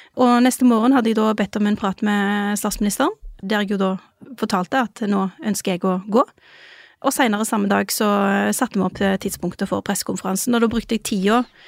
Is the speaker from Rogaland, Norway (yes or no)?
yes; Rogaland, Norway; moved away; Siden jeg kom fra Rogaland